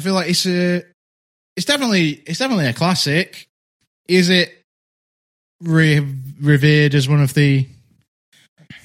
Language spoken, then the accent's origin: English; Derbyshire, East Midlands, United Kingdom; I'm from Derbyshire.